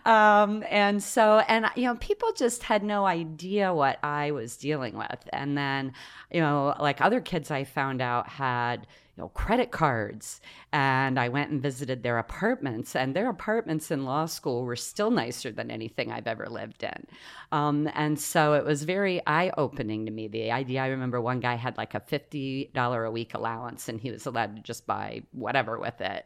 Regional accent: Ohio, United States; also born or lived in Coshocton, Ohio / Newark, Ohio; I was born in Coshocton, uh, which is down kind of central east Ohio, and uh, it's part of Appalachia

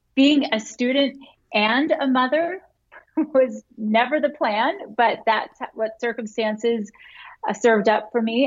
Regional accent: Florida, United States; moved away as an adult; also born or lived in Utah; I grew up in Florida

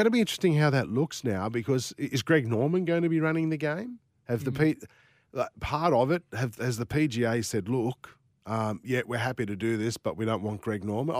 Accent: Sydney, New South Wales, Australia; moved away; I saw the change happen in Sydney when I was in primary school

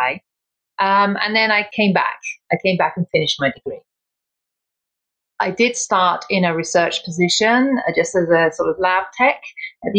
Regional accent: England, United Kingdom; I was born in England and my mom was Irish. My dad was English. And I went through school

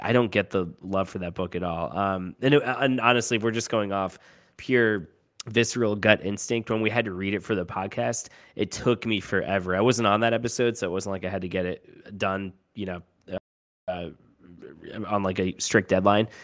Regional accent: Florida, United States; I grew up mainly in Florida

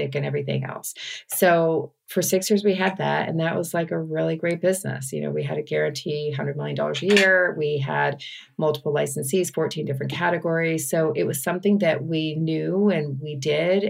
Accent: Texas, United States; I was from Texas.

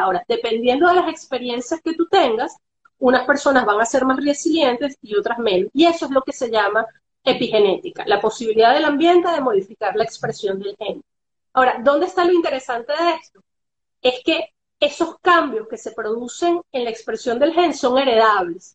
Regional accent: Venezuela; Nosotros como venezolanos

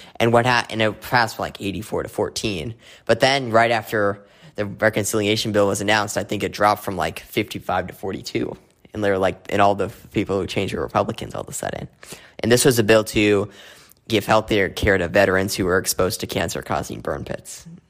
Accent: Arizona, United States; my home state of, of Arizona

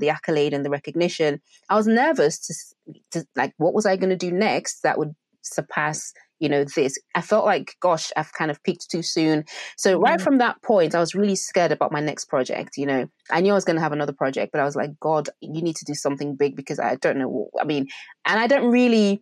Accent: Nigeria; I'm Nigerian as well

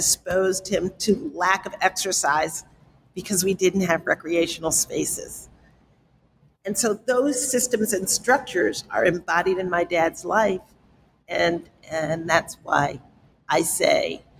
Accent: New York City, New York, United States; I grew up in the South Bronx

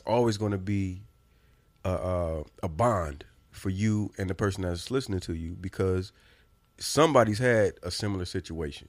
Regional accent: Indiana, United States; I'm from Indiana.

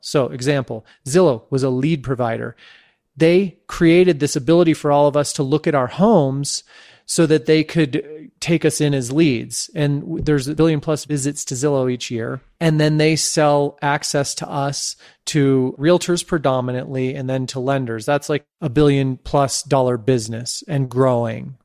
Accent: San Francisco, California, United States; also born or lived in Santa Fe, New Mexico; my hometown of San Francisco

